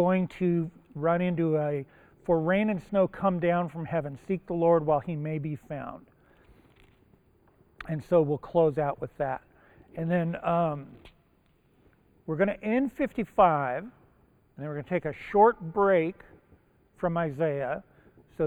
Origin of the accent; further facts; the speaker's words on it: Japan; English is a second language; now in United States; I was born in Japan, the other side of the international date line.